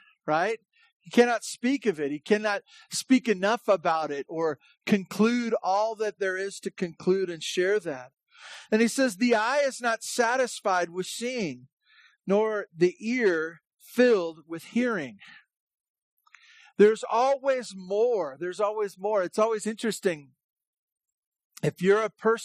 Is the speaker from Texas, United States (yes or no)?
no; Santa Barbara, California, United States; I grew up in Santa Barbara